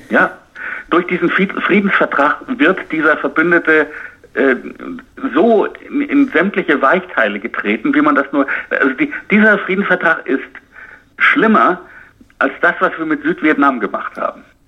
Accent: United States; bei uns in Amerika

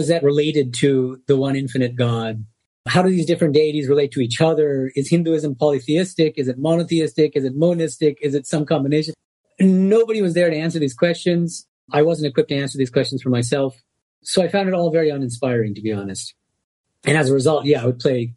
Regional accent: Boston, Massachusetts, United States; now in Los Angeles, United States; Born and raised in Boston as a Bengali American. So I spoke Bengali at home

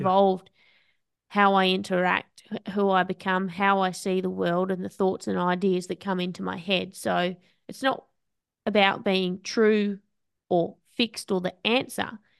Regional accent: Australia

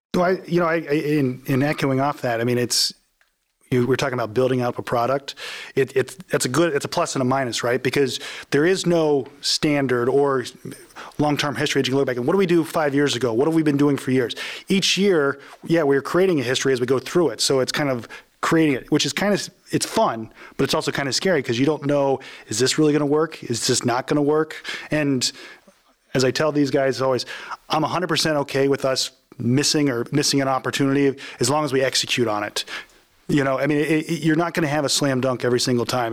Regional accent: Lancaster, Ohio, United States; I grew up in Lancaster, went to undergrad at Ohio State

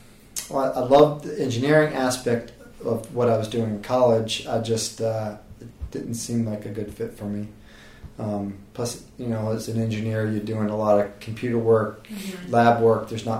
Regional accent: Maryland, United States; moved away as an adult; also born or lived in North Carolina / Virginia / Birmingham, Alabama; now in Charleston, United States; I grew up in Maryland and went to NC State undergrad, and ended up moving down here to Charleston

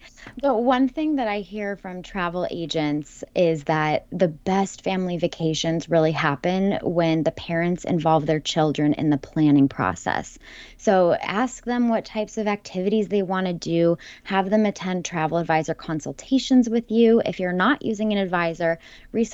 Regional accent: California, United States; explored California, my home state.

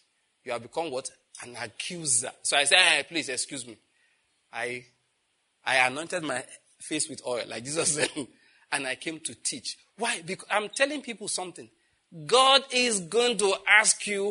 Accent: Nigeria; born or raised there

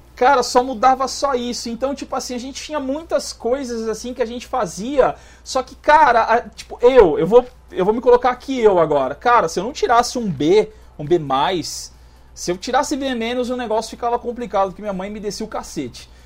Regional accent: Osasco, São Paulo, Brazil; also born or lived in Minas Gerais; now in Pato Branco, Brazil; eu nasci em Minas e cresci em São Paulo. Então eu morava em Osasco

